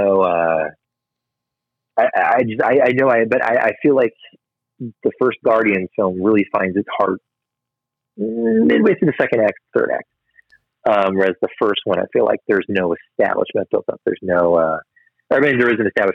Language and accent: English; St. Charles, Missouri, United States; moved away as an adult; also born or lived in St. Louis; now in Florida, United States; my hometown of St. Charles, Missouri.